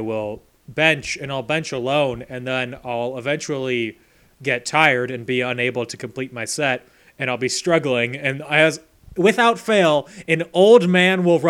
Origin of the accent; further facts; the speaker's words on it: Chicago, Illinois, United States; I'm in quotes from Chicago